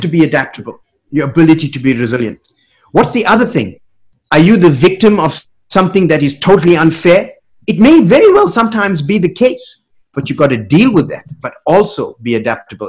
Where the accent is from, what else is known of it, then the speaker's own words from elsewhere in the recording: South Africa; moved away; Growing up in South Africa uh, in the 80s, finishing high school in mm-hmm. the 80s